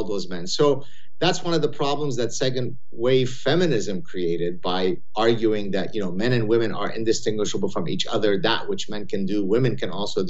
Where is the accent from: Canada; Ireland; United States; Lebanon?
Lebanon; moved away; I had a very rough childhood growing up in Lebanon